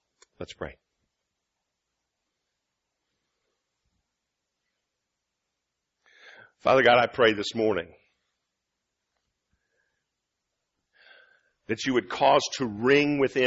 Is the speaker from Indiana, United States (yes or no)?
no; Illinois, United States; moved away as an adult; now in Michigan, United States; I'm from Illinois.